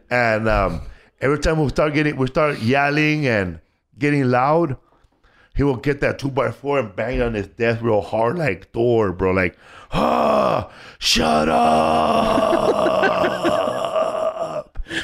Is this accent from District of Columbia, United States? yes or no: no; Los Angeles, California, United States; I grew up in Boyle Heights